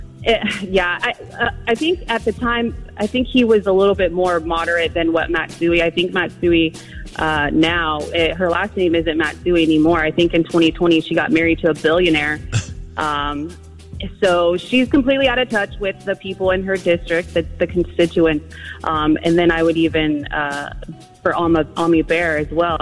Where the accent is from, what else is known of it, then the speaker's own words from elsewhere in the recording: Sacramento, California, United States; I grew up in North Highlands, born and raised in Sacramento